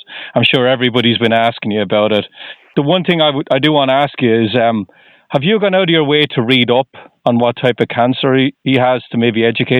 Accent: Ireland; now in Boston, United States; I'm just outside of Boston, but I'm originally from Ireland.

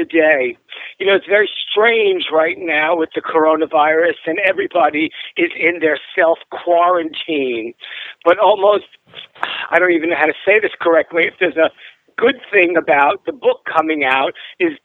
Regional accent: New York City, New York, United States; growing up in Brooklyn

